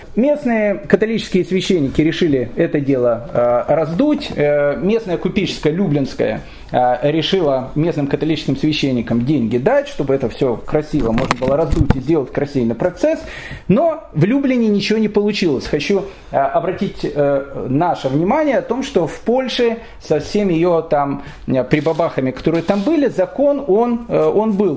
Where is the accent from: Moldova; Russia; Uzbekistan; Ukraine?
Ukraine; Kyiv; я родился в Киеве